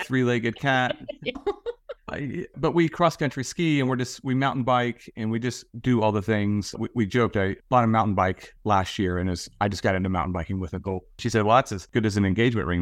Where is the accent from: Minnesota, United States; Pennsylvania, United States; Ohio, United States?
Ohio, United States; Southern; I grew up in Southern Ohio, right on the Ohio River